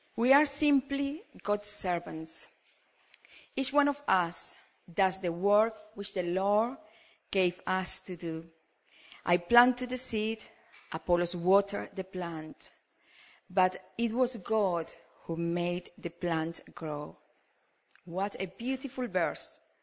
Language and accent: English; Yorkshire and the Humber, United Kingdom; now in Cambridge, United Kingdom; me as a Yorkshireman